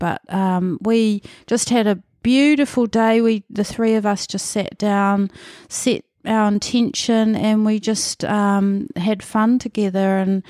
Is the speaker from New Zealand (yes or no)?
yes; Manutuke, Gisborne, New Zealand; born there; I was born in Manatuki, which is Gisborne was my big town, about 30, 40 minutes out of Gisborne, near Yangnick's Head around there, another Moriwai actually.